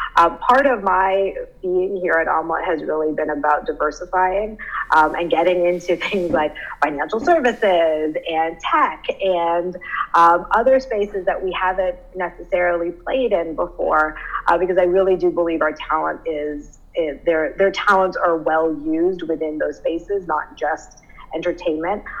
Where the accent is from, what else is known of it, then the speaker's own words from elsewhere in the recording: Canada; moved away as an adult; also born or lived in Southern California; I'm Canadian. So I guess the story begins as a Canadian transport in Southern California